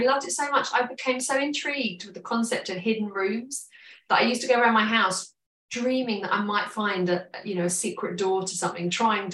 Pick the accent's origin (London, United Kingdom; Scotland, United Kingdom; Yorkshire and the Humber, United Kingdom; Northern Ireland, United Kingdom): London, United Kingdom; as a teenager growing up in London